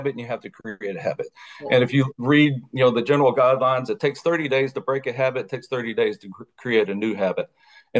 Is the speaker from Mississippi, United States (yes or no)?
yes; Mississippi, United States; I was from Mississippi